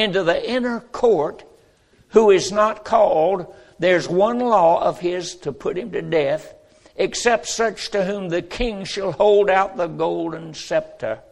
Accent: North Carolina, United States; born in North Carolina

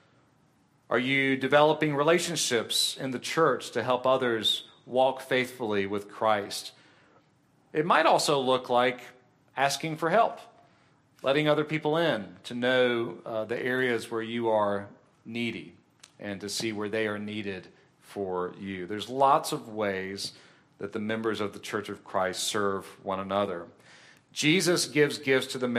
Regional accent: Columbia, United States; the church that I grew up in Columbia, we met in a school auditorium

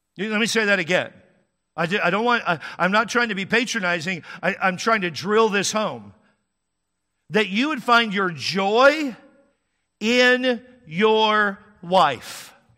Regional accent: Texas, United States; now in California, United States; I'm from there

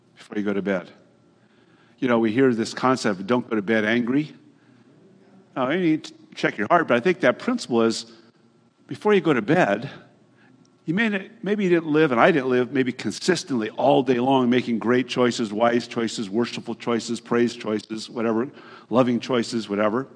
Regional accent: Hayward, California, United States; My generation at Hayward High School, when I grew up right here in the Bay Area

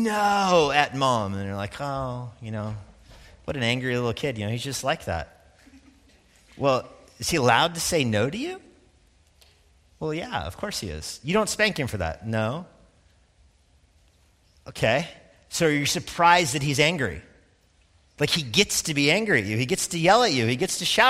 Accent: Steamboat Springs, Colorado, United States; moved away; I grew up skiing in Steamboat, Colorado. My mom lives there.

